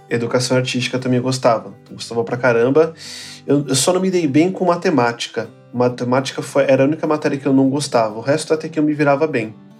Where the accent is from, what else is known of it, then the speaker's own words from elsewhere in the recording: São Paulo, Brazil; also born or lived in Guarulhos; Eu nasci na zona leste de São Paulo